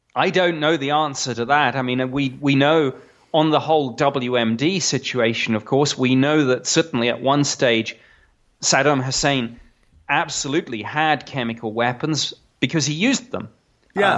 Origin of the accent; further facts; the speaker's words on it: United Kingdom; now in United States; I'm I'm a Brit